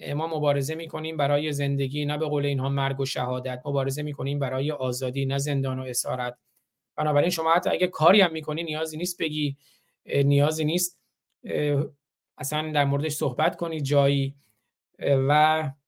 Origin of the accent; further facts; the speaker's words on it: Iran; now in United States; به عنوان یک ایرانی آمریکایی به عنوان یک ایرانی آمریکایی